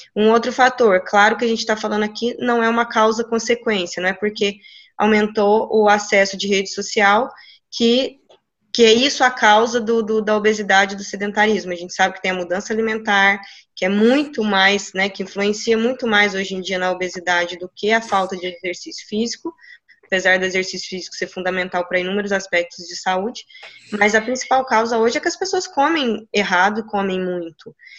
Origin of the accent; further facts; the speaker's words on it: Minas Gerais, Brazil; moved away; na minha cidade, na cidade que eu, que eu que eu vim de Minas, é uma cidade extremamente pequena